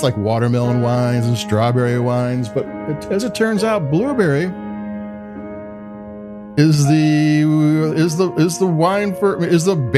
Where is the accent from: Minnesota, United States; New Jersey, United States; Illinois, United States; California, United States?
Illinois, United States; Chicago; I'm from Chicago